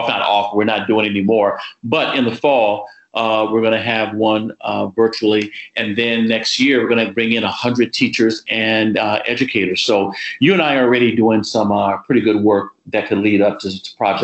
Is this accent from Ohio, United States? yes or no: no; California, United States; moved away; growing up in California